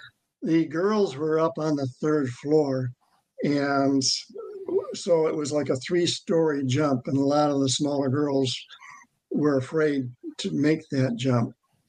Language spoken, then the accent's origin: English; Worth, Michigan, United States; I'm from Worth, Michigan, which Worth is right up there in the thumb.